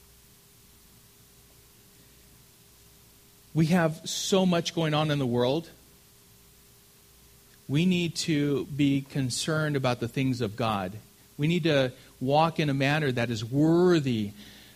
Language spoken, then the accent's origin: English; Southern California, United States; I'm from California, Southern California